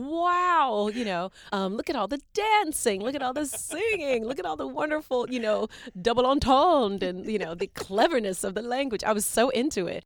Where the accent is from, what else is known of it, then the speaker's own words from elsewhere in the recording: Chattanooga, Tennessee, United States; also born or lived in Macon, Georgia; I'm from Tennessee. I was born in Macon, Georgia, and raised in Chattanooga, Tennessee. I call Chattanooga home.